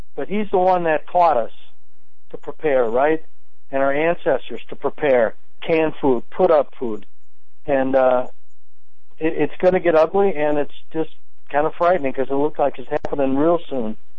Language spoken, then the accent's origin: English; Wisconsin, United States; I'm from Wisconsin